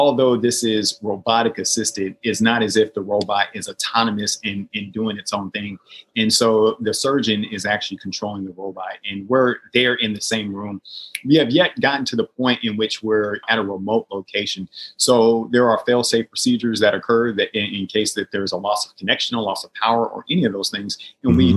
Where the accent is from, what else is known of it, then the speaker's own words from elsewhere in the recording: Portland, Oregon, United States; moved away as an adult; It's nice to be back in my hometown of Portland, Oregon, be with family and friends